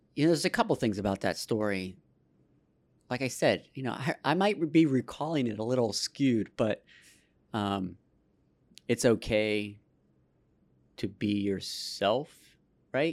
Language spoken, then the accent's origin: English; Pittsburgh, Pennsylvania, United States; I was born in the South Hills in, uh, Baldwin Whitehall